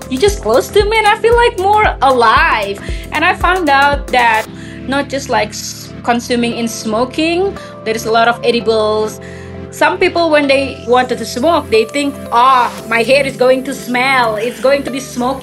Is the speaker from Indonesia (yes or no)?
yes; Indonesia; now in Colorado, United States; I'm from Indonesia originally and live in Colorado.